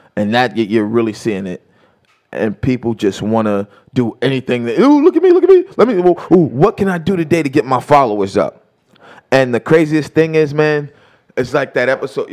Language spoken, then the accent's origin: English; New York City, New York, United States; as a New Yorker